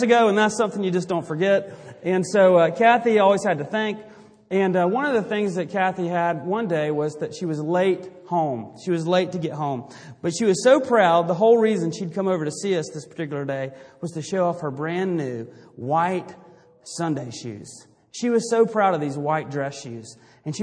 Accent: Greenville, South Carolina, United States; I grew up in Greenville, South Carolina

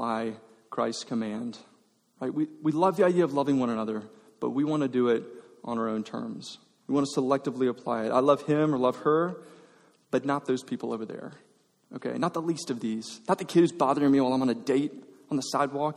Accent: Georgia, United States; now in Texas, United States; I grew up in Georgia

